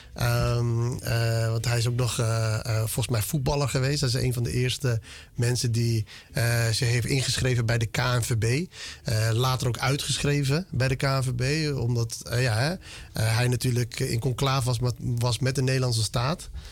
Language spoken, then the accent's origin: Dutch; Netherlands; born or raised there; also born or lived in Ethiopia